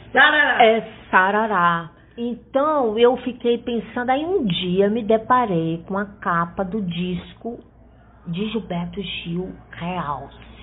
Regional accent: Fortaleza, Ceará, Brazil; now in Rio de Janeiro, Brazil; eu sou é, cearense, né? Apesar de morar muitos anos no Rio e é, de ter passado a minha infância aqui, é, eu voltei para Fortaleza e, e, lá estudei

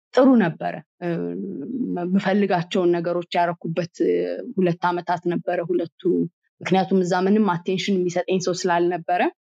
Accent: Addis Ababa, Ethiopia; አዲስ አበባ ነው ተወልጄ ያደግኩት

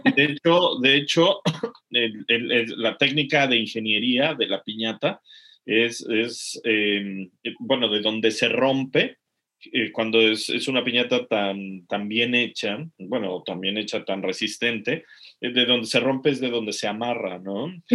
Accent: Mexico; moved away; los que somos mexicanos

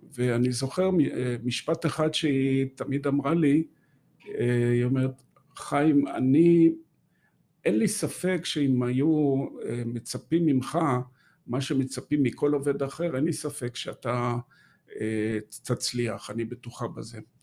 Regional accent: Haifa area, the Krayot, Haifa District, Israel; moved away as an adult; also born or lived in Golan Heights / Gush Etzion; now in Jerusalem, Israel; וגדלתי בעצם ב... באזור חיפה, בקריות, אה, עד שנות ה-20 שלי

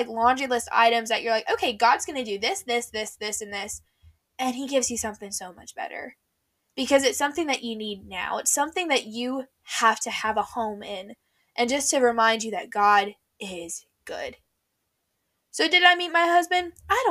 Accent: Tennessee, United States; moved away as an adult; also born or lived in Nashville; now in Florida, United States; when I move back to Tennessee, it's not like I'm moving back to where I went to high school.

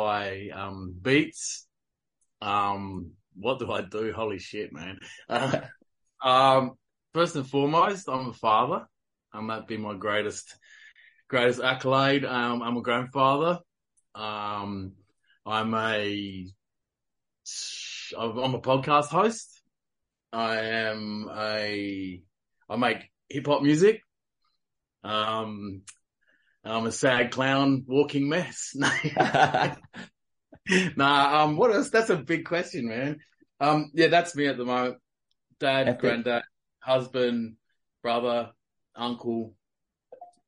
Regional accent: South Australia, Australia; moved away as an adult; now in the coast, Australia; I'm from South Australia, so I was born and bred South Australian, crow eater.

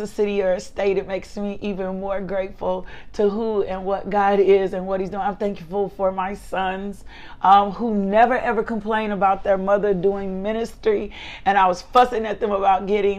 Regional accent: Little Rock, Arkansas, United States; Little Rock, my hometown

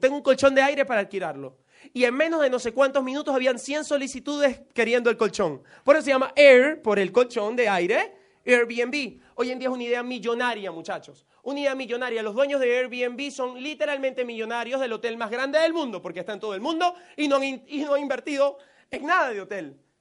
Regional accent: Venezuela; moved away as an adult; also born or lived in United States; me he devuelto a Venezuela

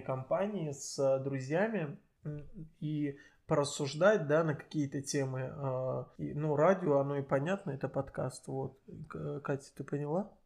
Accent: Azerbaijan; я азербайджанец для многих, э, а точнее Талыш

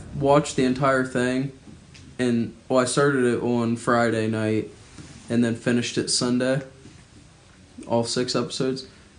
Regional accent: Australia; I'm Australian.

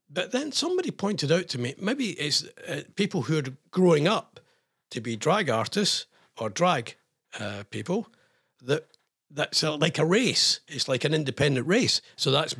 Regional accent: Scotland, United Kingdom; I'm Scottish

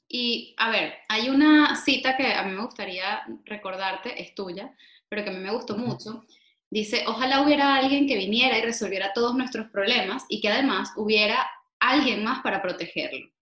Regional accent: Venezuela; now in Spain; como venezolanos, estemos donde estemos

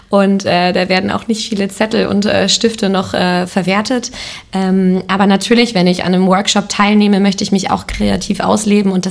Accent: Lemgo, North Rhine-Westphalia, Germany; ich komme selber aus Lemgo, ich komme selber aus Lippe

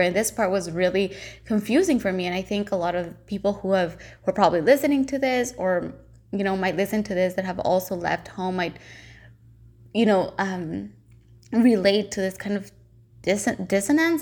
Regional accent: El Salvador; moved away as an adult; now in Vancouver, Canada; I'm originally from El Salvador, but I've been here for the past seven and a half years

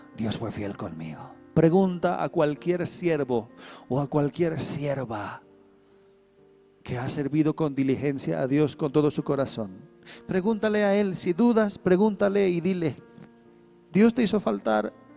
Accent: Bolivia; somos bolivianos, ¿no? los bolivianitos somos

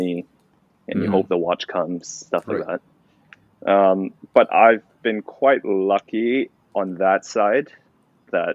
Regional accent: Malaysia; moved away; we were both Malaysians at the time. We were just like, hey, you're from Malaysia, I'm from Malaysia.

